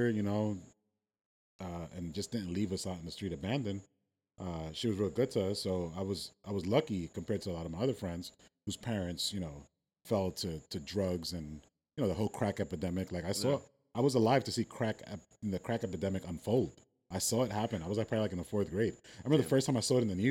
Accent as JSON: {"language": "English", "town": "New York City", "region": "New York", "country": "United States", "tie": "born or raised there", "said": "I grew up in Brooklyn, New York, in the 80s and 90s"}